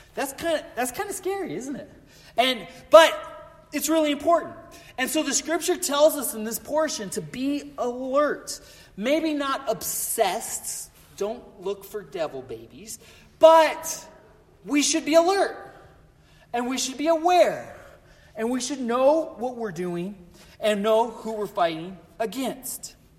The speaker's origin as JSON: {"language": "English", "region": "Colorado", "country": "United States", "tie": "born or raised there", "said": "I grew up in Colorado"}